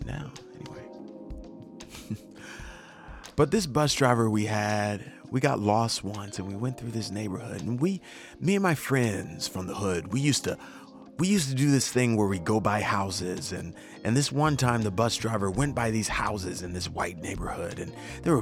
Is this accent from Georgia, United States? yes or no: no; Louisiana, United States; I'm from Louisiana